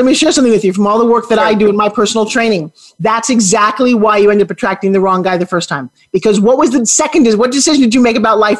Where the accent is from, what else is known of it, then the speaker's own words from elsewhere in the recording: New York, United States; also born or lived in Los Angeles, United States; now in Tampa, United States; I'm down here in Southern Tampa. You guys are both in my hometown. So New York is where I'm from. LA is where I spent 25 years